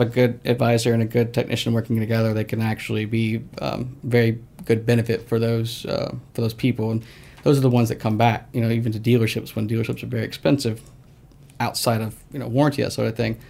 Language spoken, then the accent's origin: English; Snellville, Georgia, United States; I grew up in Snellville.